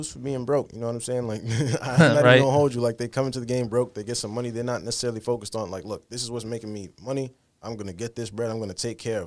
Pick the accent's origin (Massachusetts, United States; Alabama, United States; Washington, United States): Massachusetts, United States; Fall River; moved away as an adult; also born or lived in New Bedford, Massachusetts; now in Boston, United States; I grew up in New Bedford and Fall River